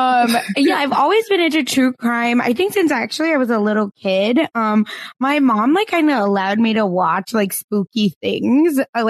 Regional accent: Broken Arrow, Oklahoma, United States; You know, much like Kristen Chenoweth, I am from Broken Arrow, but have no connection to anything related

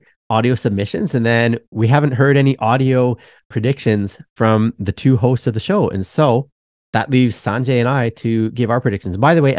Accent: Canada; I'm Canadian too.

